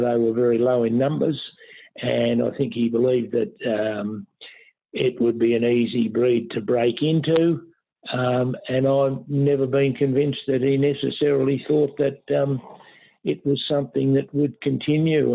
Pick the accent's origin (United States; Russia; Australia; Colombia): Australia; Moriac, Victoria; now in Derrinallum, Australia; I personally was born and bred uh, at Moriac